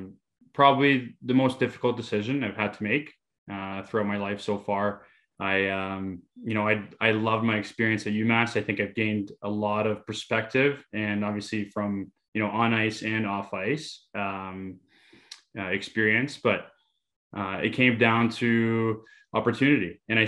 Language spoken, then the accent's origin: English; Mississauga, Ontario, Canada; I'm back home in Greater Toronto area, Mississauga to be specific.